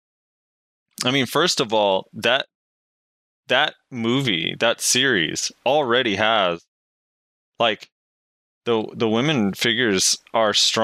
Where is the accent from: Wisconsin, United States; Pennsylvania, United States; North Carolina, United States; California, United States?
California, United States; I'm from California